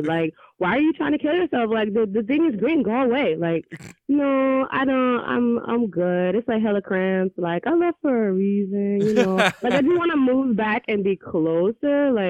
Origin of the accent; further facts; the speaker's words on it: Boston, Massachusetts, United States; So I'm from Boston.